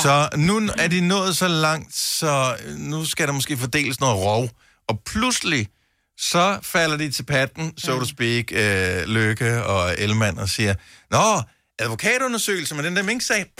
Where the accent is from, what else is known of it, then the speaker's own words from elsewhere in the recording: Funen, Southern Denmark, Denmark; jeg er fra Fyn, så det flager.